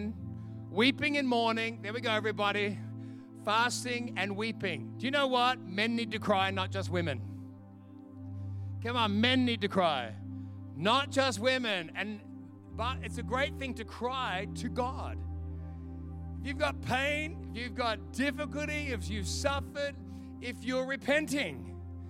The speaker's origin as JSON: {"language": "English", "country": "Australia", "moved": "yes", "said": "I'm from Australia"}